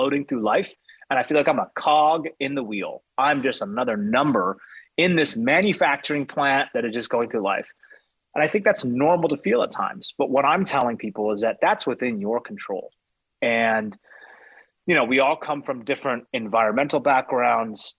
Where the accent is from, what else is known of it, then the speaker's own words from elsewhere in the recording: United States; I'm speaking from a place of being American